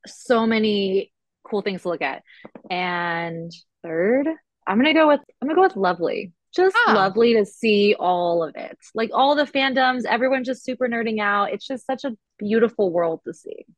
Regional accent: California, United States

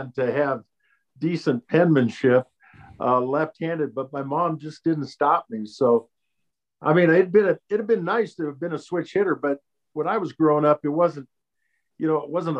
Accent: Portland, Oregon, United States; also born or lived in Bay Area, California; I grew up in Portland, Oregon

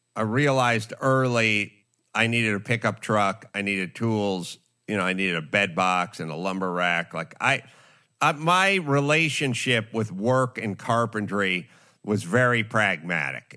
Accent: Los Angeles, California, United States; I grew up in North Hollywood

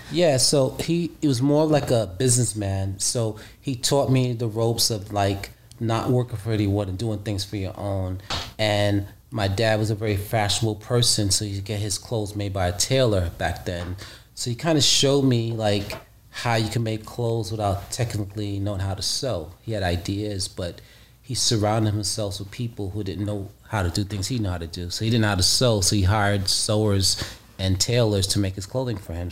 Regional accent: New York City, New York, United States; also born or lived in Costa Rica; I'm from the streets of Brooklyn, New York

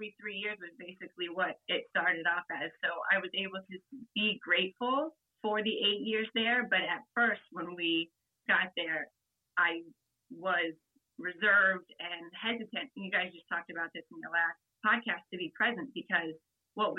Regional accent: Columbus, Ohio, United States; I'm from Columbus, Ohio.

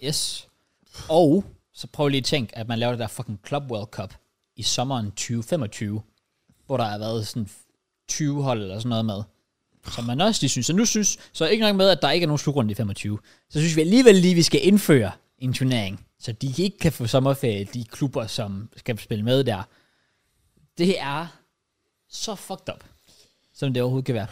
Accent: Denmark; jeg er dansker

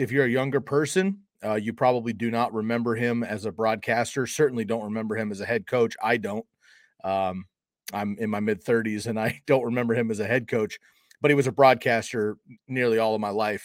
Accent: Bay Area, California, United States; moved away as an adult; now in Eugene, Oregon, United States; growing up in California in the Bay Area

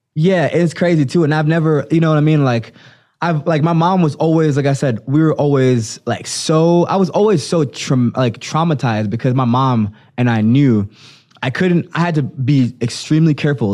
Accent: Jamaica; also born or lived in Florida; now in United States; growing up in Jamaica

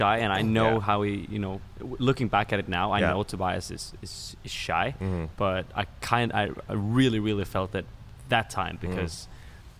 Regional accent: Norway; now in Sweden; And I'm also from Norway.

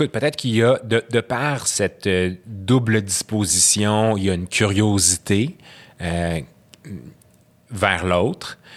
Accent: Syria; French is a second language; parce que moi, quand j'ai grandi en Syrie, c'était pas ça

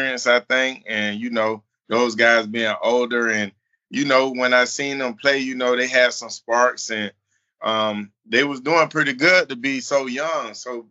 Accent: Orlando, Florida, United States; I'm from Orlando

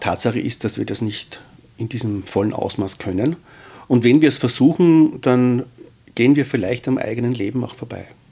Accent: Austria; wir als äh, Österreicher

